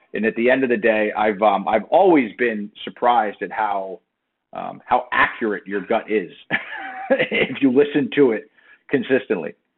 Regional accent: South Florida, United States; moved away as an adult; also born or lived in Miami / New Jersey; I grew up in South Florida

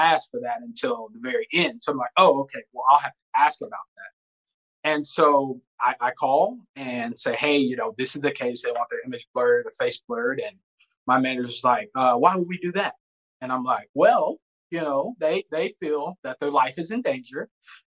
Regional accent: the South, United States; moved away; I'm from the South

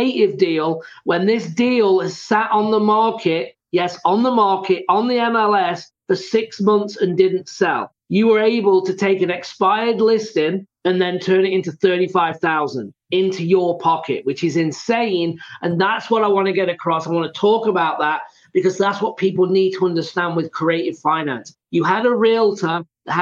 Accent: England, United Kingdom; I'm from England

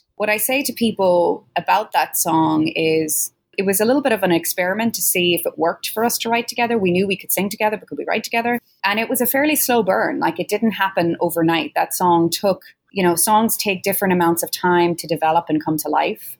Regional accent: Ireland; both being Irish musicians

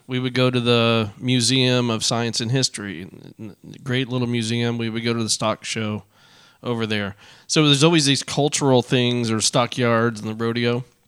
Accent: Arlington, Texas, United States; I grew up in Arlington

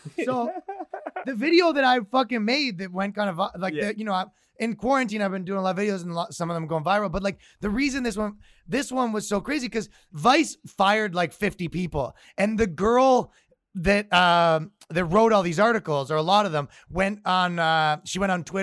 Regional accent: Toronto, Ontario, Canada; moved away as an adult; now in New York, United States; I'm from Toronto, Canada

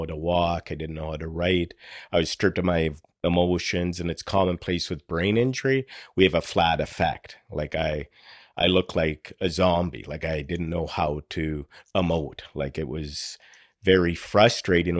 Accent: Sault Ste. Marie, Ontario, Canada; I was born and raised in Sault Ste. Marie, Northern Ontario.

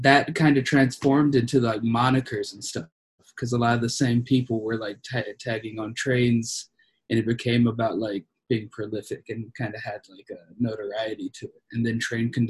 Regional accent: Mississippi, United States; now in Memphis, United States; I'm from Mississippi

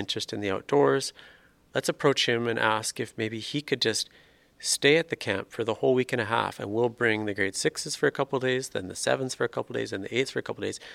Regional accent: Swift Current, Saskatchewan, Canada; moved away as an adult; now in Saskatoon, Canada; I grew up in Swift Current

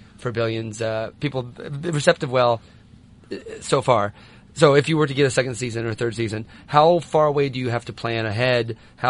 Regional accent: Midwest, United States; I'm a Midwesterner.

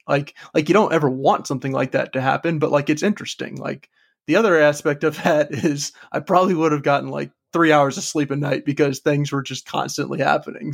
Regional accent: Cleveland, Ohio, United States; also born or lived in Richmond; I was born in Richmond and then moved to Cleveland, Ohio when I was, you know, around fifth grade age

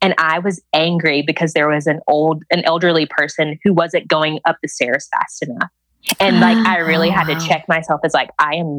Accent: Georgia, United States

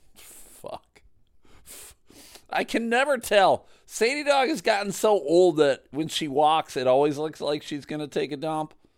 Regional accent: outside of Buffalo, New York, United States; I grew up outside of Buffalo

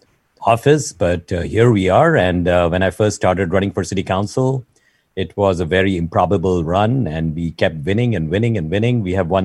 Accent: Mumbai, Maharashtra, India; now in San Francisco Bay Area, United States; I have the go-getter attitude from Bombay, you know, all the way from India

